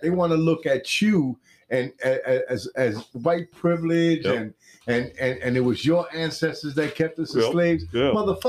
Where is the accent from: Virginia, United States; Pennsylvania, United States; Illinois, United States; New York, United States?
New York, United States; now in Florida, United States; As a Puerto Rican, born and raised in New York, and I live out in Florida now, always in America